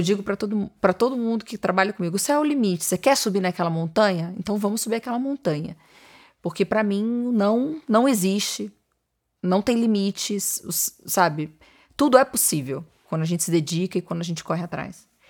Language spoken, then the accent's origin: Portuguese; Niterói, Rio de Janeiro, Brazil; moved away as an adult; also born or lived in São Paulo; Eu sou de Niterói, Rio de Janeiro